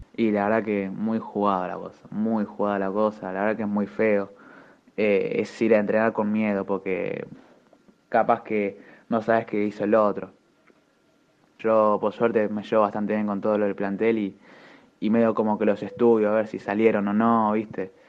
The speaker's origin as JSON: {"language": "Spanish", "country": "Argentina", "said": "Como todo argentino"}